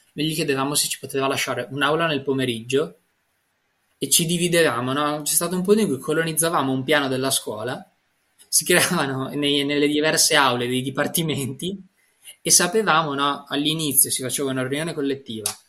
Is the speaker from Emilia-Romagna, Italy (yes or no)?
yes; Parma, Emilia-Romagna, Italy; Io sono nato a Montecchio, vicino a Reggio Emilia, ma sono cresciuto a Parma